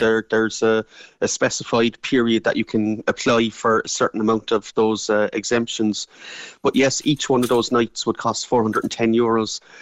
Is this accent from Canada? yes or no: no; Ireland; we're Irish